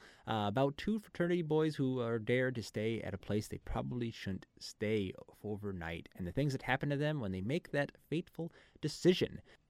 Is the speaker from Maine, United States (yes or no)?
yes; Maine, United States; I'm here from Maine.